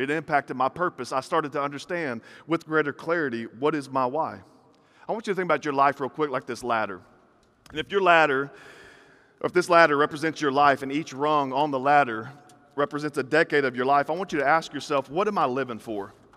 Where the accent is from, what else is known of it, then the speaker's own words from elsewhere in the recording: the South, United States; I grew up in this, in this weird environment where, like, in the South, I'm from the South